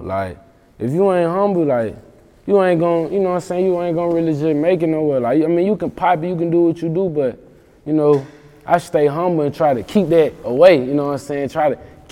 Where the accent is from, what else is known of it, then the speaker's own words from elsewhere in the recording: Mississippi, United States; I'm from Mississippi